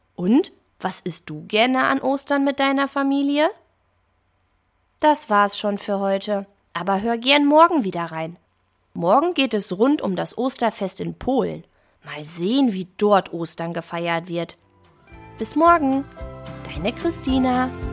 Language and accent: German; Germany; Bei uns in Deutschland